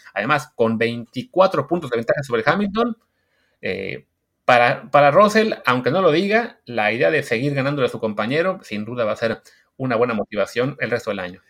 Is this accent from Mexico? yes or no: yes; Mexico